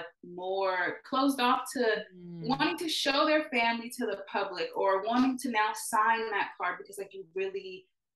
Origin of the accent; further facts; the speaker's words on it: Los Angeles, California, United States; moved away as an adult; also born or lived in Texas; we're all from Los Angeles